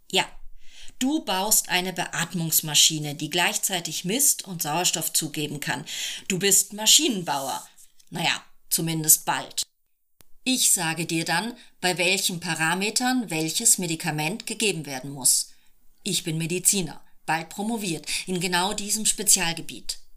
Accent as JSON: {"language": "German", "country": "Italy", "tie": "born there", "said": "Ähm, also erstens bin ich in Italien geboren"}